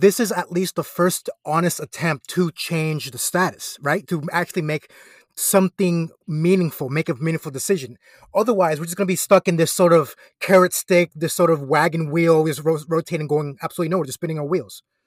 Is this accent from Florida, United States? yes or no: yes; Florida, United States; I'm from Florida